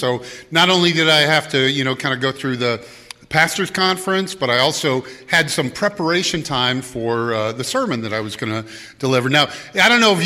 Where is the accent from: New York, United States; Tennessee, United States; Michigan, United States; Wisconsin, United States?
Wisconsin, United States; Madison; I grew up around Madison.